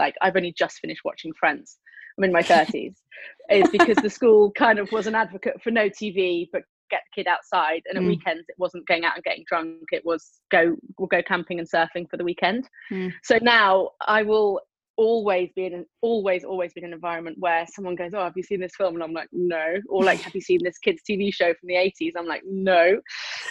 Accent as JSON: {"language": "English", "area": "the Cotswolds", "region": "South West England", "country": "United Kingdom", "tie": "born or raised there", "said": "I was raised in the Cotswolds"}